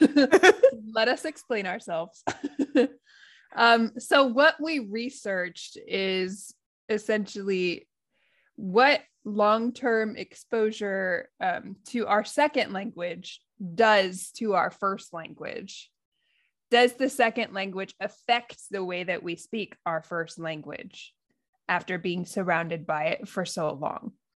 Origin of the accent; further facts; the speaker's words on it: United States; accent: American; now in Japan; my American accent